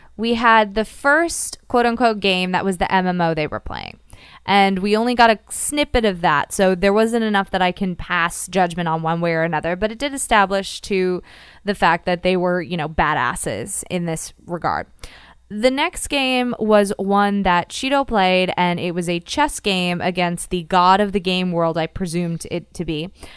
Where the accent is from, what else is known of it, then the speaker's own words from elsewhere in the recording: Florida, United States; growing up in Florida